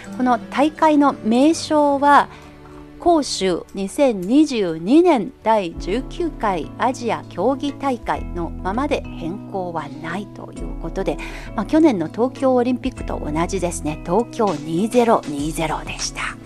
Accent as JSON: {"language": "Japanese", "region": "Anhui", "country": "China", "tie": "born or raised there", "moved": "yes", "lives_now": "Beijing, China", "said": "私のふるさとの安徽省では立秋すぎればあんまりスイカ食べなくなる"}